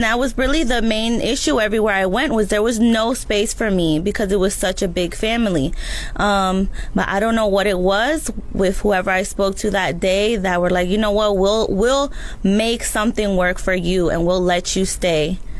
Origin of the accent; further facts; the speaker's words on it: Orlando, Florida, United States; I came here originally from Orlando. I came because my mother and my father have unfortunately passed away.